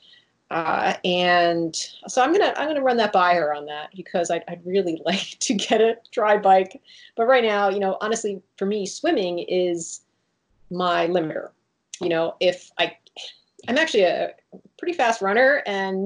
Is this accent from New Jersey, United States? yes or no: yes; Jersey Shore, New Jersey, United States; I grew up on the Jersey Shore, going in the ocean and swimming in swimming pools